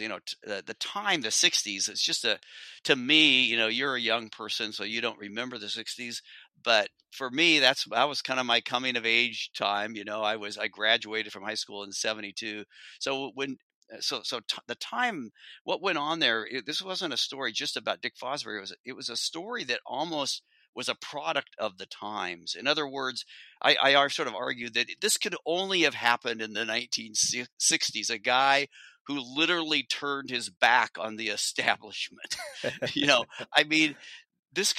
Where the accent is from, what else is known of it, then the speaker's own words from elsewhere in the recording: Corvallis, Oregon, United States; I grew up in Corvallis.